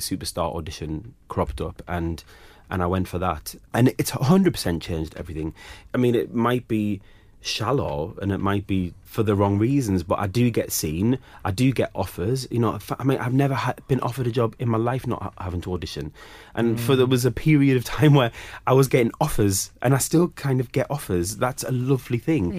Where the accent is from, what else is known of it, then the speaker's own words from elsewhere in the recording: Sunderland, North East England, United Kingdom; moved away; growing up in Sunderland was also a weird time